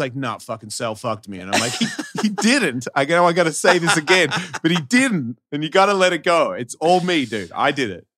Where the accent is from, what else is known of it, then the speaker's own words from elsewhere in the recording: Australia; moved away; I'm Australian